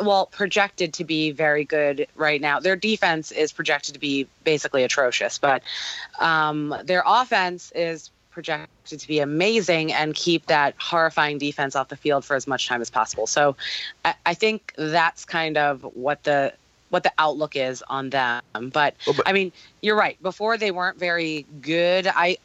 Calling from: Hoboken, New Jersey, United States; I'm calling in from Hoboken, New Jersey.

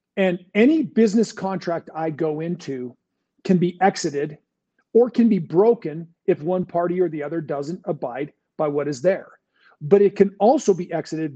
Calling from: California, United States; I'm calling from California

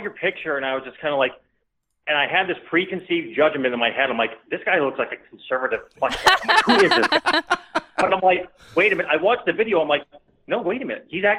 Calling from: Oregon, United States; from Oregon.

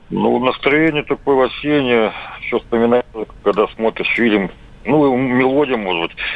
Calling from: Saint Petersburg, Russia; я из Петербурга.

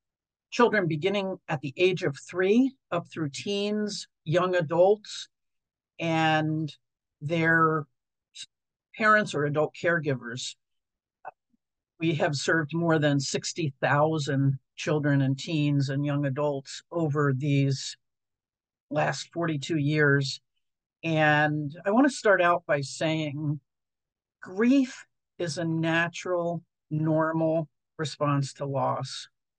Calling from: Portland, Oregon, United States; I'm joining you from Portland, Oregon, which is the home of Dougie Center since 1982

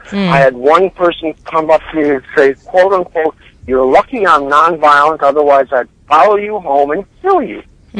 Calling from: Baltimore, Maryland, United States; I'm calling from Baltimore

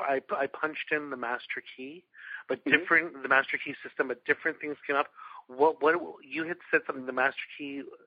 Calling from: Toronto, Ontario, Canada; I'm calling from Toronto.

